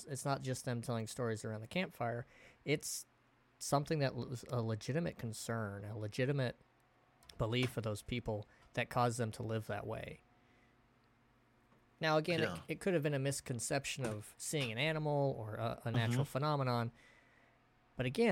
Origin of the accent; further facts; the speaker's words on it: Oregon, United States; growing up in Oregon